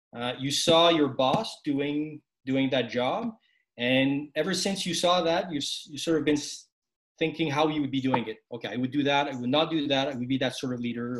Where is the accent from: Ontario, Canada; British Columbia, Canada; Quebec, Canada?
Quebec, Canada; a Quebecois, a, a francophone, uh, serving in the Canadian Army